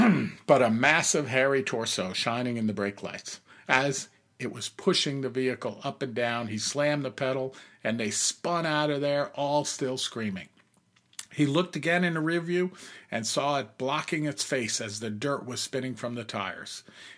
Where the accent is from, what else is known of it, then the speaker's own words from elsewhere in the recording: New York, United States; moved away as an adult; also born or lived in Pacific Northwest / Arizona; we're both born and raised in New York, out on Long Island. And I, because of my career, ended up just moving away many years ago and living in all different parts around the U.S., you know, in the Pacific Northwest, which I love, and also in Arizona